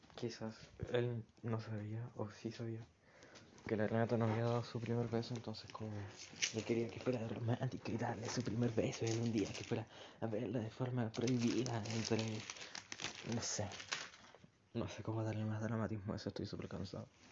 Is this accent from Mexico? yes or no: no; Chile; accent: Chilean; mi acento es como muy de estar abajo, subir un poco, bajar. En cambio, como acentos extranjeros, ajenos al chileno